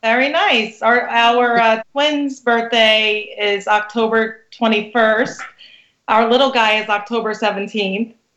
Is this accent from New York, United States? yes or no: yes; Brooklyn, New York, United States; now in New Jersey, United States; I'm actually from Brooklyn originally